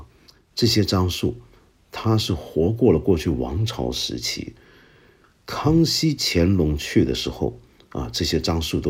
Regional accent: China; 还有很多在我们中国人心目中地位至为崇高的人门口也配得上放置下马碑。

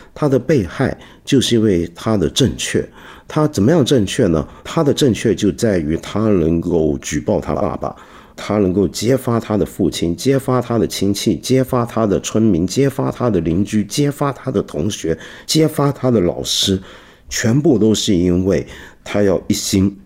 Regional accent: China; 我们中国人自古以来最看重的是孝道，尤其在儒家传统里面

